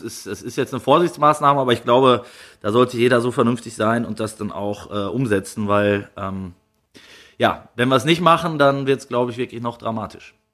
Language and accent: German; Kleve, North Rhine-Westphalia, Germany; in meiner Heimat am Niederrhein.